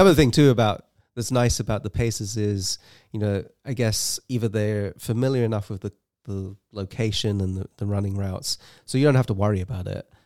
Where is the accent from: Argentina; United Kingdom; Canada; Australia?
United Kingdom; England; moved away as an adult; now in United States; I grew up in England, and, uh, I moved to the U S in two thousand and three